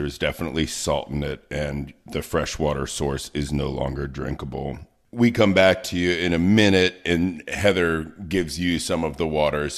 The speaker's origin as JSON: {"language": "English", "town": "Baltimore", "region": "Maryland", "country": "United States", "said": "I'm from Baltimore. We have our big blue crabs"}